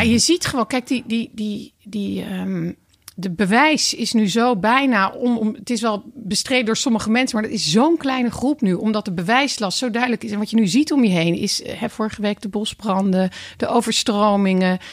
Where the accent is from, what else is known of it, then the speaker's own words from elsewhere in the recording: Voorburg, South Holland, Netherlands; in het dorp bij ons in Voorburg